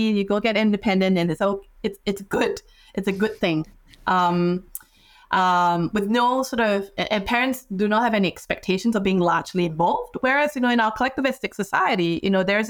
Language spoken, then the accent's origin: English; Singapore; moved away; I'm not from here. So I'm from Singapore